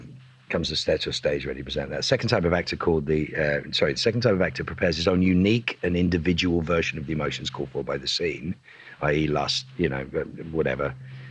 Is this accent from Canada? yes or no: no; Dublin, Leinster, Ireland; accent: Dublin; I had a thick Dublin accent at will, but the character I was playing was from Belfast, which is a very different thing.